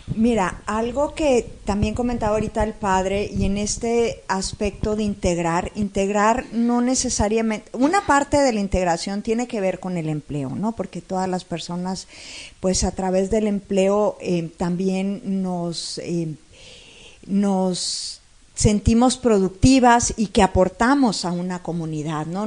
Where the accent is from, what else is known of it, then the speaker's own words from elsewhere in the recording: Monterrey, Nuevo León, Mexico; Como regios